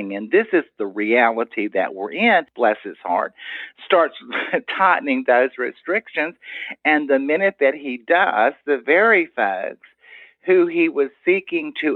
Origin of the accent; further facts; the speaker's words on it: Tyler, Texas, United States; I'm from Tyler